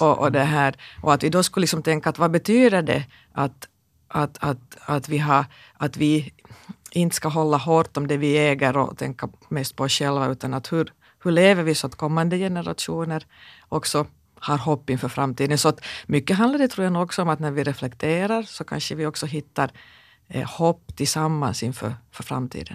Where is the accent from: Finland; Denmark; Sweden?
Finland; Kokkola, Central Ostrobothnia; jag växte upp i Karleby